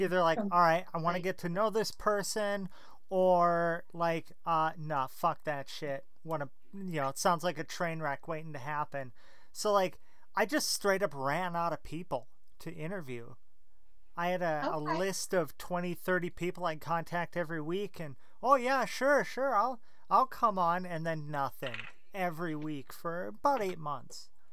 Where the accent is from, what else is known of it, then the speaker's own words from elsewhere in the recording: Minneapolis, Minnesota, United States; Minneapolis here, Minnesota